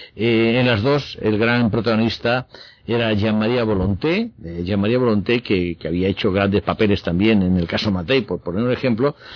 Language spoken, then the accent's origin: Spanish; Spain; como espectador español